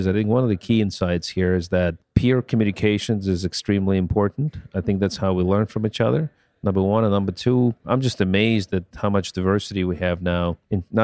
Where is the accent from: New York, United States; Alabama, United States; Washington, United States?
New York, United States; I'm from New York